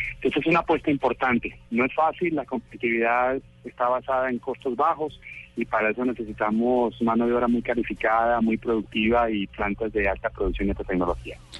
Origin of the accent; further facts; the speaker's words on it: Cali, Valle del Cauca, Colombia; Yo soy caleño.